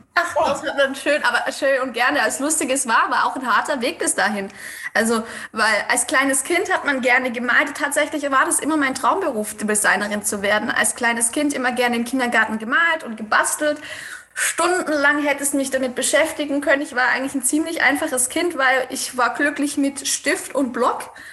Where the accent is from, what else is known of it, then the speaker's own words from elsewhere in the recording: Swabia, Germany; ich komme aus dem Schwabenland